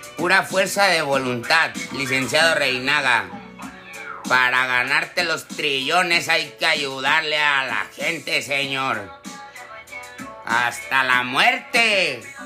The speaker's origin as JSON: {"language": "Spanish", "region": "Jalisco", "country": "Mexico", "said": "Yo soy de Jalisco"}